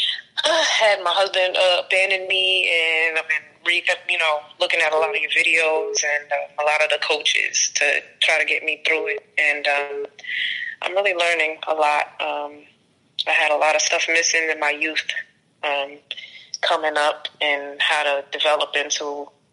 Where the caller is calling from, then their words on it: Maryland, United States; I'm calling from the DMV area, Maryland.